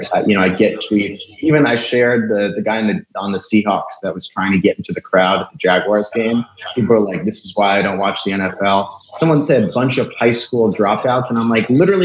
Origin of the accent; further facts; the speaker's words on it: New York, United States; I'm from New York.